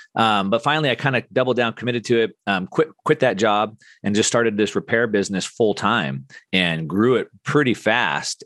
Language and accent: English; Southern California, United States; I grew up in Southern California doing action sports.